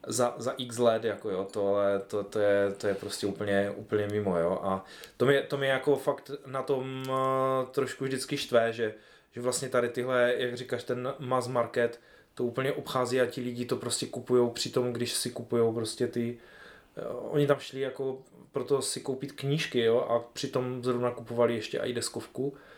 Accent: Ostrava region, Moravian-Silesian Region, Czechia; tady u nás na Ostravsku

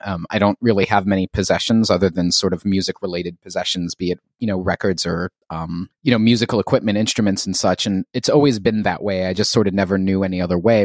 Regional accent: New York City, New York, United States; moved away as an adult; also born or lived in Philadelphia; now in Philadelphia area, United States; I was a native New Yorker, um, born and raised in Queens in the sort of Flushing, Bayside, Whitestone sort of triangle

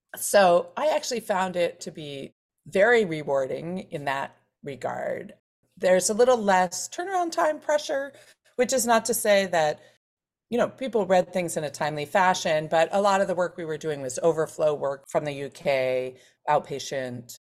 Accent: Philadelphia, Pennsylvania, United States; I grew up in Center City, Philadelphia, in a family of lawyers

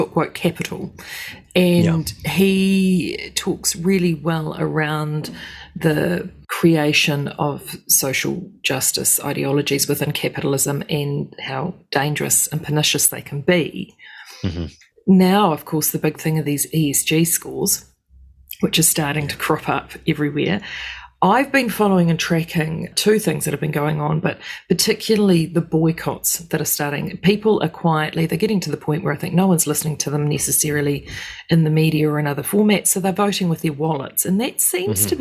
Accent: New Zealand; as a Kiwi

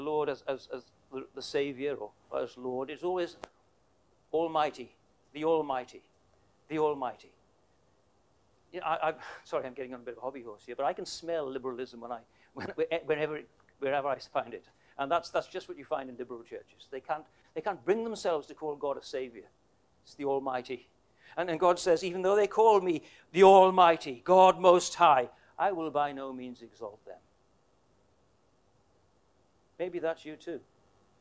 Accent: Wales, United Kingdom; moved away as an adult; also born or lived in Queensland, Australia; now in Tasmania, Australia; My wife is, we're both Welsh.

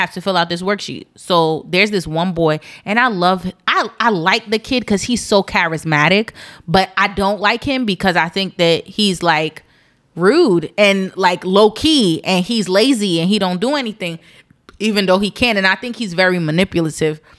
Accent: East Orange, New Jersey, United States; I'm not a hood baby, but I'm from East Orange, New Jersey.

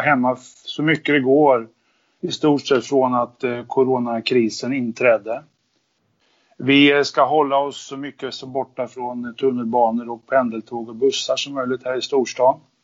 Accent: Linköping, Östergötland, Sweden; now in Haninge, Sweden; Född och uppvuxen i Linköping.

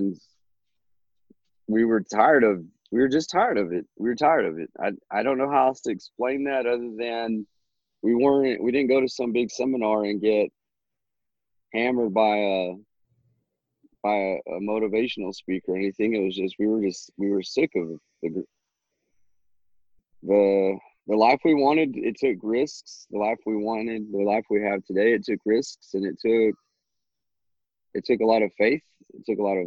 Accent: New Mexico, United States; moved away as an adult; now in Texas, United States; I'm from New Mexico

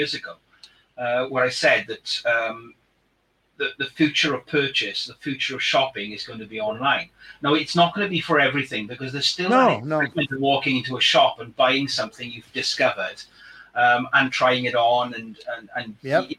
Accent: Wales, United Kingdom; accent: Welsh; my Welsh accent

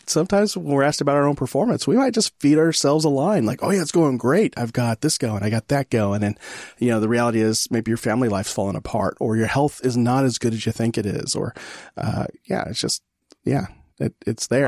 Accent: California, United States; now in Texas, United States; California is my home state.

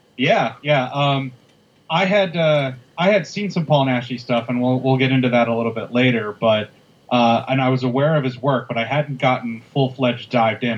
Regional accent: Midwest, United States; us being two Midwesterner white guys

